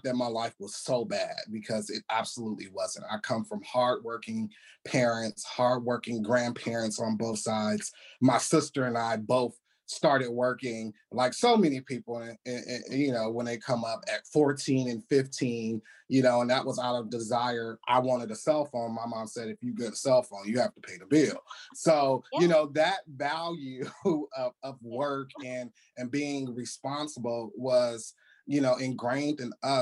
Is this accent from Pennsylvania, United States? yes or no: no; California, United States; moved away as an adult; now in Washington, DC, United States; California, my home state in LA, in Santa Monica